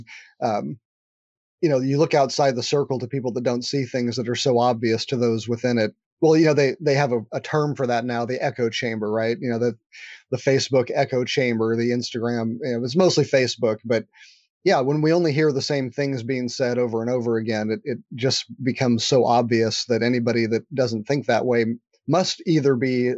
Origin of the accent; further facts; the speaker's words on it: California, United States; You know, I'm a Californian, so I don't have an accent, so I would say you can probably trust that one.